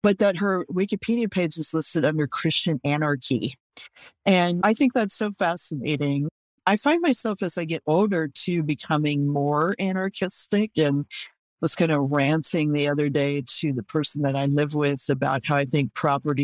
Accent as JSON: {"language": "English", "town": "Oakland", "region": "California", "country": "United States", "tie": "born or raised there", "said": "I grew up in Oakland"}